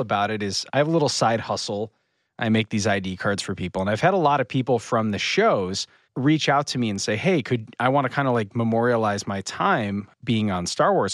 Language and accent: English; Northern Michigan, United States; I'm from Northern Michigan.